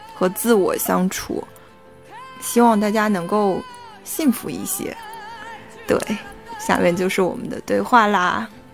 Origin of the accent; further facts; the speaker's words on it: Yangtze River Delta, China; moved away as an adult; now in Shanghai, China; 长三角这个地方的小城市